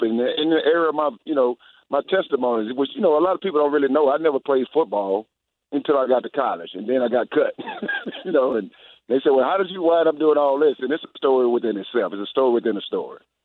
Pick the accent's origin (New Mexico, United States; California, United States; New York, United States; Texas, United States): Texas, United States; Houston; also born or lived in Winnipeg, Manitoba; now in Atlanta, United States; Today, I'm in Houston, my hometown. I've been in Atlanta for the last 20 years